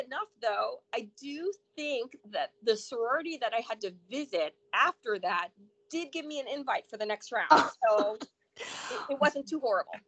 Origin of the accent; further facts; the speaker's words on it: Port St. Lucie, Florida, United States; also born or lived in Chicago, Illinois; I grew up in um, a small little town called Port St. Lucie between mm-hmm. Vero Beach and uh, West Palm Beach